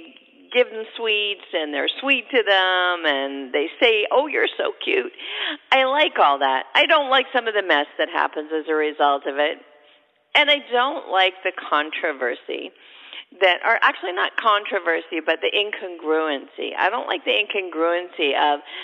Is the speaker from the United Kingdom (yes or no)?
no; Canada; now in United States; I'm originally Canadian. We already had Thanksgiving up there